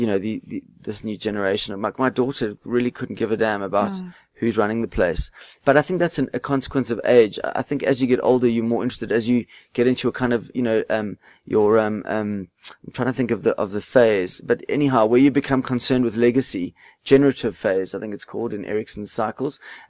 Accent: South Africa; being South African

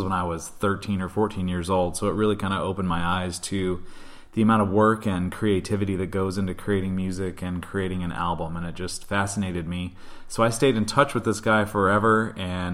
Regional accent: Midwest, United States; I grew up in the Midwest, not far from Minnesota.

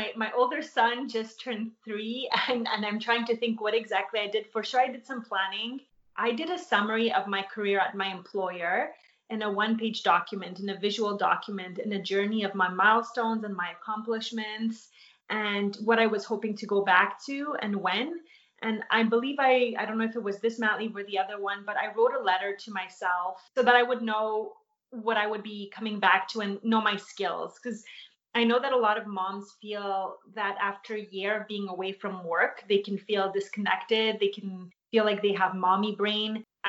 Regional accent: Poland; born there; because I was born in Poland and I had a lot of family there, we went there constantly.

